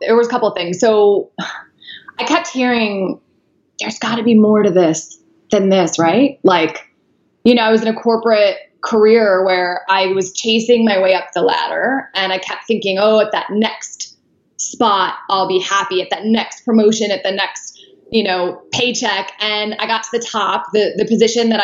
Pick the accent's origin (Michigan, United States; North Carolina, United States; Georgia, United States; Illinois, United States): Illinois, United States; right outside of Chicago; I grew up right outside of Chicago